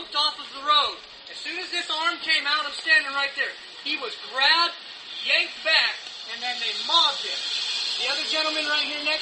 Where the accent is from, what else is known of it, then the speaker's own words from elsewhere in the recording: Oregon, United States; I was here from Oregon